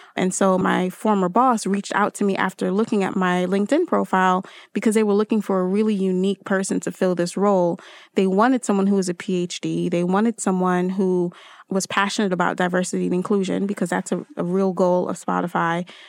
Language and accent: English; Newark, New Jersey, United States; also born or lived in Trinidad and Tobago; still am a Jersey girl 'cause I grew up in Newark, New Jersey